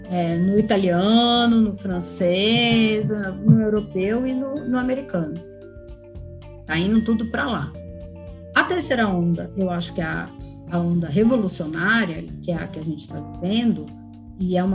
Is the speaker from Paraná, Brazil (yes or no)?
no; Poços de Caldas, Minas Gerais, Brazil; Mas eu também vim de Poços de Caldas, que é uma região de produção de café, então tem essa cultura bem, bem forte.